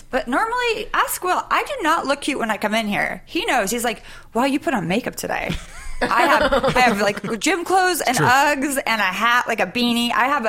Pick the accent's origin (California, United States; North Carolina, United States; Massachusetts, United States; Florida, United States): California, United States; Sacramento; moved away; also born or lived in New York; Sacramento, California.